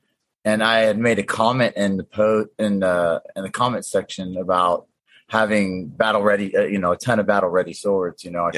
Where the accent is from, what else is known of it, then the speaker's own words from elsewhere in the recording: Frisco, Texas, United States; moved away; also born or lived in Missouri; I'm from Frisco, Texas. I grew up there